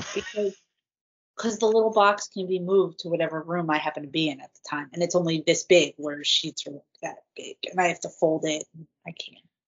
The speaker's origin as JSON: {"language": "English", "region": "New Jersey", "country": "United States", "tie": "born or raised there", "said": "I was raised in New Jersey"}